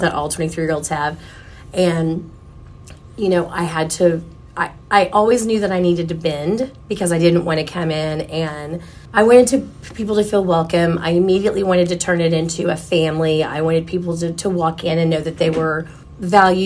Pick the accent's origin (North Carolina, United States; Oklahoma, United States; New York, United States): Oklahoma, United States; Oklahoma City; I grew up in South Oklahoma City